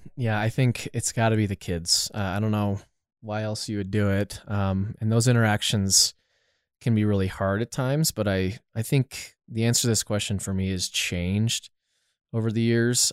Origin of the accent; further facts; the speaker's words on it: Littleton, Colorado, United States; I am born and raised in Littleton, Colorado, actually, so literally probably five, ten minutes down the road.